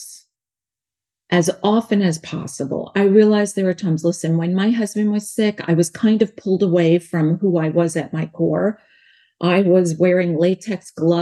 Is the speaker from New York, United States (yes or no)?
yes; New York, United States; accent: New York; also born or lived in North Carolina; now in California, United States; I have a New York accent because I was born in New York, lived in North Carolina, now here in California